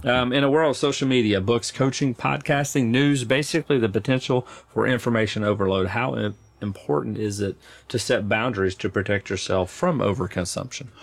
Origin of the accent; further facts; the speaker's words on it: Arkansas, United States; moved away as an adult; now in Nashville, United States; I've lived here longer than I've lived where I grew up